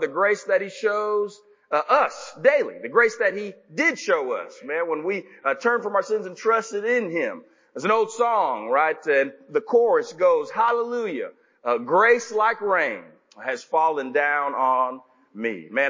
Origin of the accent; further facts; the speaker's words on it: Dallas, Texas, United States; now in Tennessee, United States; growing up where I grew up in Dallas area